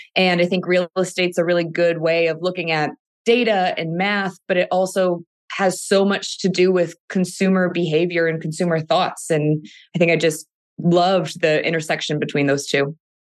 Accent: Cleveland, Ohio, United States; moved away as an adult; now in California, United States; born and raised in Cleveland, Ohio, but I've lived in California now for the past ten years.

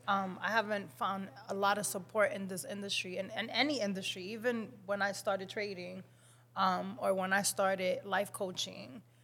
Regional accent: Dominican Republic; accent: Dominican; I'm very Dominican. I know you guys can hear my accent

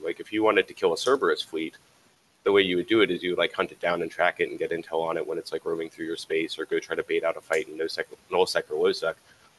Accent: the South, United States; I'm from the South, so I've never been cow tipping, but I know about it.

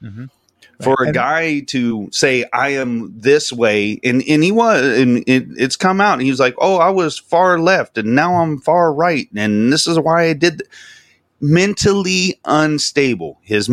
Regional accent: Del Rio, Texas, United States; Because I'm from Del Rio. It's like an hour away from Uvalde. So, I mean, you know what I mean? It's still Texas

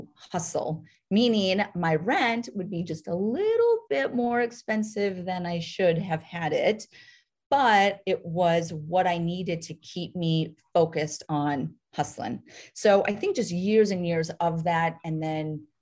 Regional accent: North Dakota, United States; moved away; also born or lived in New York City; I grew up in North Dakota, town of 300 people

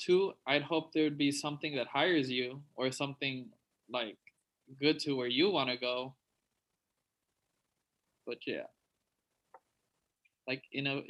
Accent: Laredo, Texas, United States; moved away; shout out to Laredo. You know, that's where we grew up. That's where, like, we were raised

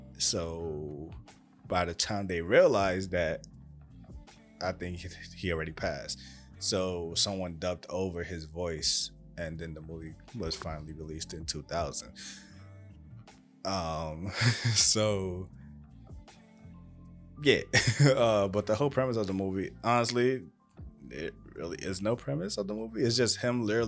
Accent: New York, United States; obviously I'm from New York

